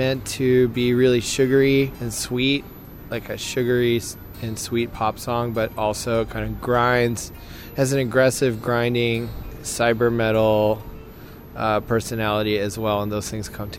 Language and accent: English; Boston, Massachusetts, United States; I'm from Boston, so that's my team.